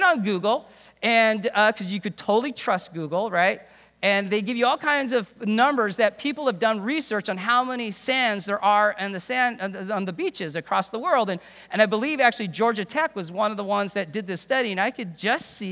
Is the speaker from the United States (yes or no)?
no; England, United Kingdom; I'm from a British home, born in England.